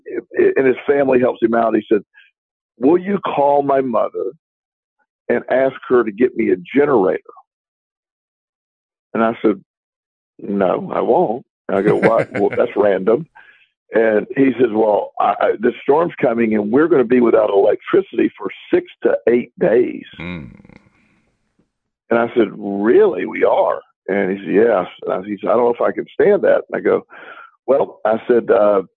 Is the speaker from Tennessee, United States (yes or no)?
no; Florida, United States; growing up in Florida